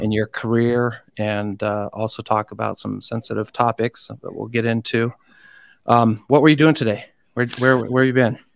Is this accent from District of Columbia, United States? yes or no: yes; Washington, District of Columbia, United States; now in Utah, United States; I'm from Washington, D C